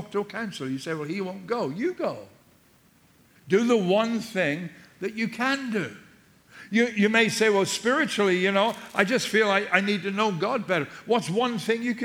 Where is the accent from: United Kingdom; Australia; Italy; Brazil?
United Kingdom; England; moved away; I'm English too.